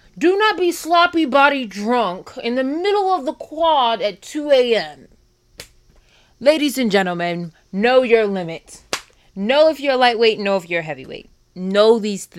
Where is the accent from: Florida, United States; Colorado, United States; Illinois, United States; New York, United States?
New York, United States; moved away as an adult; now in Baltimore, United States; I'm from New York